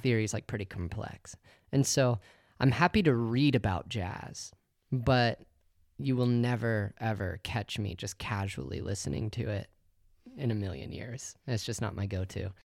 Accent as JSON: {"language": "English", "region": "Oklahoma", "country": "United States", "tie": "born or raised there", "also_born_or_lived": "Colorado Springs, Colorado", "moved": "as an adult", "said": "I grew up in Oklahoma, and then at, at eighteen years old, I moved to Colorado Springs"}